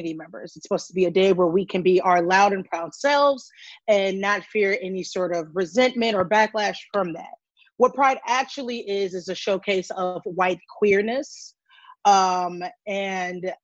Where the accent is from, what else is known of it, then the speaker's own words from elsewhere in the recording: Evanston, Illinois, United States; now in Chicago, United States; I am born and raised in Evanston, Illinois. I live in South Shore in Chicago right now.